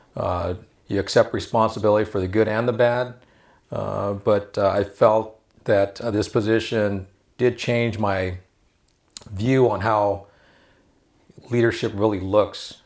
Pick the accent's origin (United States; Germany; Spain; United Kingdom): United States; Los Angeles, California; We, we grew up in El Sereno